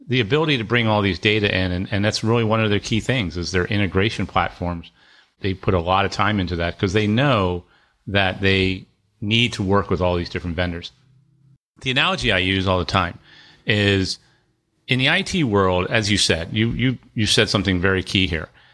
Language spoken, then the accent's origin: English; Annapolis, Maryland, United States; I grew up near Annapolis, and my dad had a business